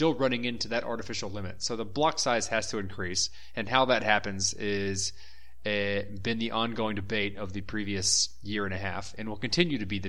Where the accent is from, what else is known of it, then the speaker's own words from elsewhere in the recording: Texas, United States; now in Brazil; We're all from Texas